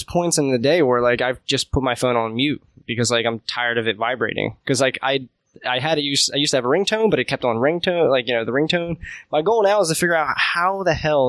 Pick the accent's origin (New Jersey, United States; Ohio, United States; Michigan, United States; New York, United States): New Jersey, United States; I grew up in South Jersey